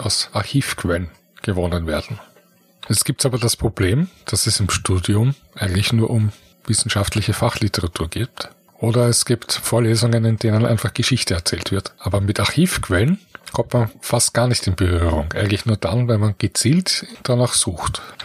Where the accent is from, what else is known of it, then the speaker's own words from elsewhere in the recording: Vienna, Austria; Ich komme aus Wien, bin hier geboren, bereits in der vierten Generation